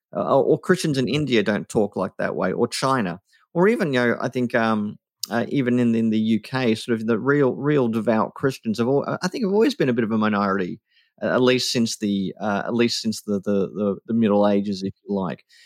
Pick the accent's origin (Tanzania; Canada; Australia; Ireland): Australia